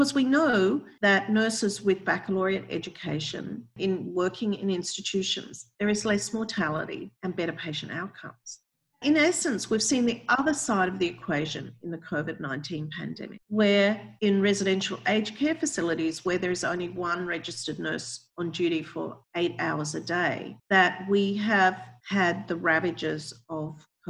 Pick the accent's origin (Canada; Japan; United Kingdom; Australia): Australia; now in United States; my home country, Australia